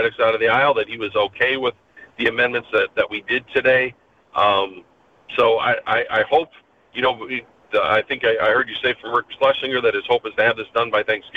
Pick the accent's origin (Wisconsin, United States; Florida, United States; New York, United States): Wisconsin, United States; my home state